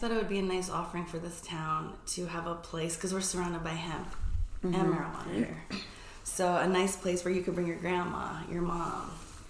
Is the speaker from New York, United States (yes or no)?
yes; New York, United States; moved away as an adult; also born or lived in San Francisco; I'm originally from New York.